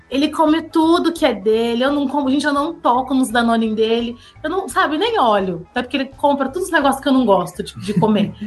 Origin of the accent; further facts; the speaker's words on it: São Paulo, Brazil; moved away as an adult; a gente tá passando como paulistas